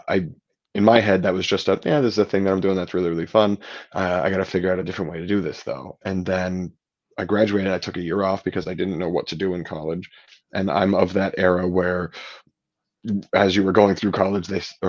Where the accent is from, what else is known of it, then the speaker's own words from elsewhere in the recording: Ohio, United States; also born or lived in Philadelphia; growing up in Ohio and knowing people here